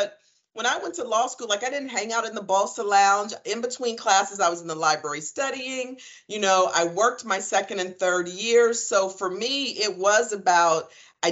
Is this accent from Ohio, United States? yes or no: yes; Columbus, Ohio, United States; I'm from Columbus, Ohio, born and raised. I was a Columbus City Schools kid, grew up on the Near East Side of Columbus